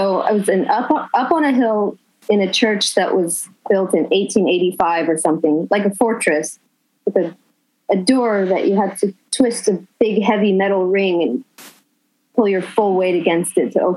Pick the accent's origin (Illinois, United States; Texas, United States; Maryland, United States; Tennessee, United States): Texas, United States; Austin; now in upstate New York, United States; I grew up in Austin, Texas